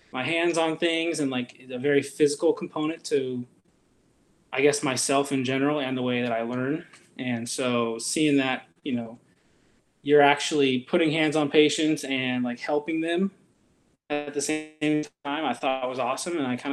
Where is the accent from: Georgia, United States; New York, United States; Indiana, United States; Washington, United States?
Washington, United States; Vancouver; now in Grants Pass, United States; I grew up in Vancouver, Washington